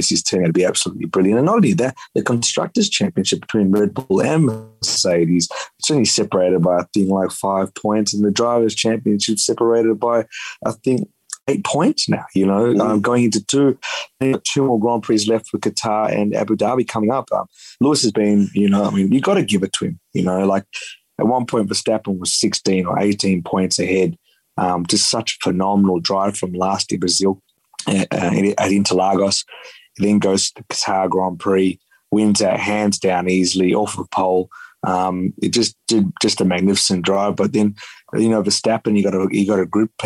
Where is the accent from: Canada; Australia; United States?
Australia; as an Aussie